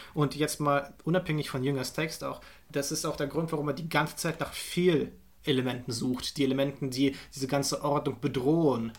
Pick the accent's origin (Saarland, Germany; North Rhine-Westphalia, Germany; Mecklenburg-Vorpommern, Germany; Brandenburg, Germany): Brandenburg, Germany; Potsdam; meine Heimatstadt